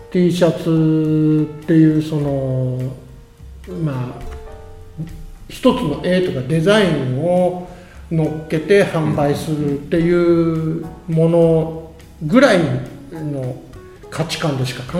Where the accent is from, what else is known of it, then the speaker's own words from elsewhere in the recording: Okayama, Japan; also born or lived in Tokyo; now in Mie, Japan; もともとは岡山です岡山県生まれです